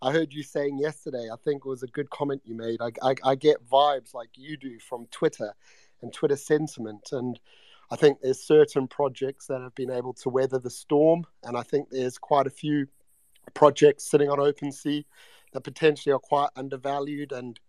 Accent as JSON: {"language": "English", "country": "South Africa", "accent": "South African", "lives_now": "United Kingdom", "said": "I was brought up in Africa. I'm originally from South Africa, so I've lived here a while. So I've adopted a British like twang, but my accent's actually South African."}